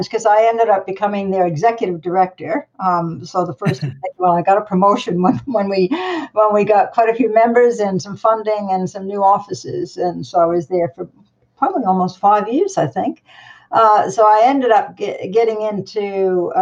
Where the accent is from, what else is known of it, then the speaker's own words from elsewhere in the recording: Long Island, New York, United States; moved away as an adult; also born or lived in Trinidad / Manhattan, New York City / England; now in New Zealand; my parents moved back to the States when I was about 6 years old, and then I grew up on Long Island and then moved into Manhattan, New York City after I graduated university